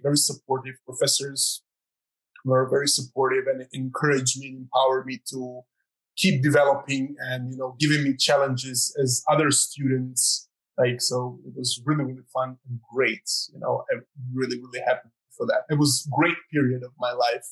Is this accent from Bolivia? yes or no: no; Croatia; I'm from Croatia